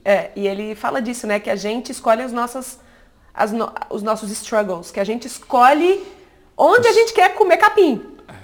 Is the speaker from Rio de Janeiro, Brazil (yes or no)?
no; Minas Gerais, Brazil; somos mineiros, eu e o Bruno, e a gente mora aqui